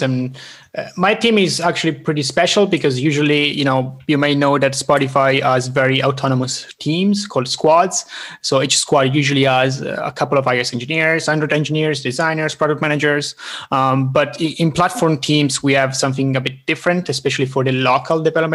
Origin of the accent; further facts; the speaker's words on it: Italian part of Switzerland, Italian-speaking Switzerland, Switzerland; now in Stockholm, Sweden; I'm originally from the Italian part of Switzerland. I'm now living in Stockholm, Sweden